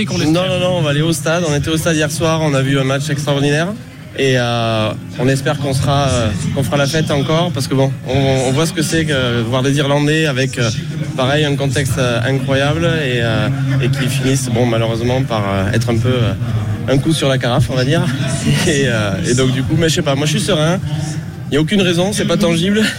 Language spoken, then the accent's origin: French; Bordeaux, Nouvelle-Aquitaine, France; Non, c'est la, première fois. On est de Bordeaux là